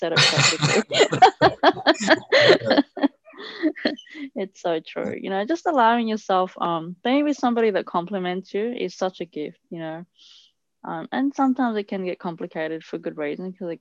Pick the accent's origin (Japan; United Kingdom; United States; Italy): Italy; I grew up in Italy.